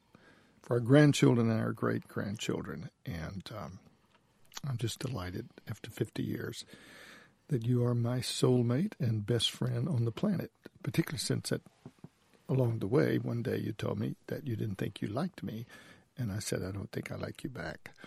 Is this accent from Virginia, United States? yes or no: no; Mississippi Delta, United States; I grew up in the Delta of Mississippi.